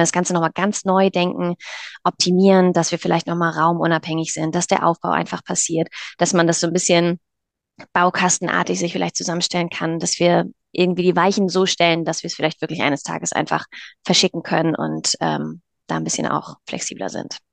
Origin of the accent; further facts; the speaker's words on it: near Kiel, Schleswig-Holstein, Germany; wir kommen aus Norddeutschland, aus der Nähe von Kiel